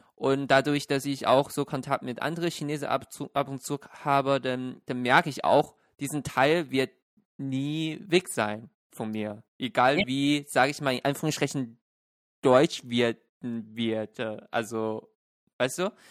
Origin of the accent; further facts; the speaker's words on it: Shenyang, Liaoning, China; now in Germany; ich bin ja in Shenyang aufgewachsen